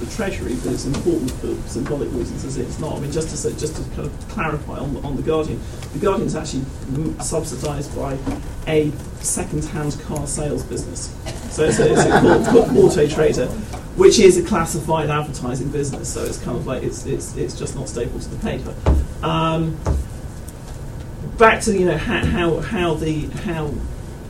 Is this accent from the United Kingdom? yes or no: yes; United Kingdom; I'm British